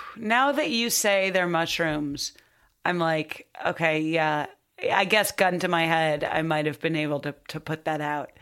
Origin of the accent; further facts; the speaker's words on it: Highland Park, Illinois, United States; I'm from Highland Park.